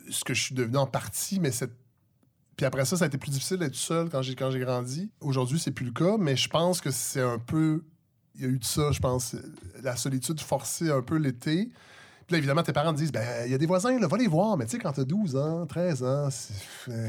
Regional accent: Saint-Hyacinthe, Quebec, Canada; born there; also born or lived in Montréal-Nord / Saint-Luc; j'ai, grandi dans plein de villes. Je suis né à Saint-Hyacinthe, j'ai habité à Montréal-Nord, j'ai habité à Saint-Luc, qui est maintenant à Saint-Jean-Richelieu

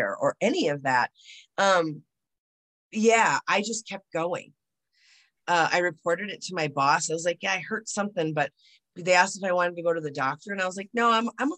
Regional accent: United States; I'm American

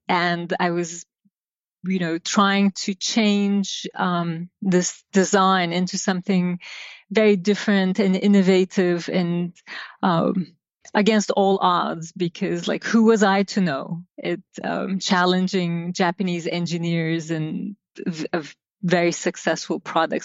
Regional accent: Izmir, Turkey; I grew up in Turkey, uh, in a port city by the name of Izmir, by the Aegean.

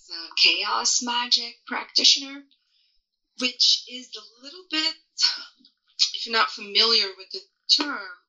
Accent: Portugal; moved away; I was born in Europe, in a small country in Western Europe called Portugal.

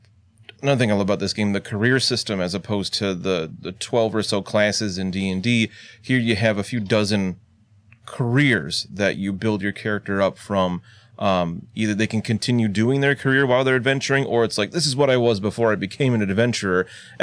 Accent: United States; an American like myself.

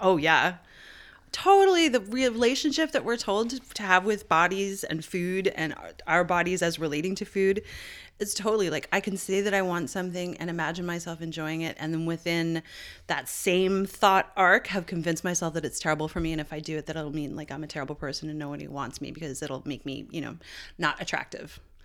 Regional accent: St. John's, Newfoundland and Labrador, Canada; this part of my hometown, Saint John's, up on the Battery that overlooks Saint John's Harbor

